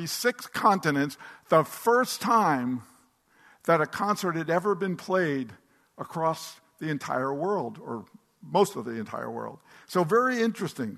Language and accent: English; Atlantic City, New Jersey, United States; they come to my hometown, Atlantic City, New Jersey